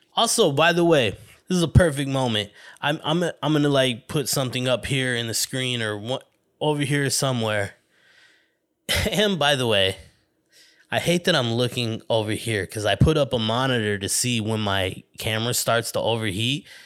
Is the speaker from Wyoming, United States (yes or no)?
no; Flagstaff, Arizona, United States; moved away as an adult; now in Los Angeles area, United States; my hometown in Arizona